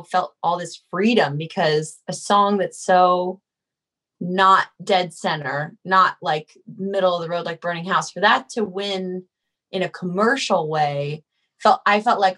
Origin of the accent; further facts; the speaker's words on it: California, United States; I'm from California